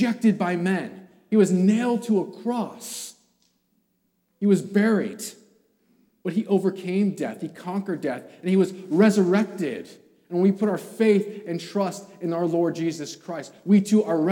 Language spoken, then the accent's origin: English; California, United States; I'm from California.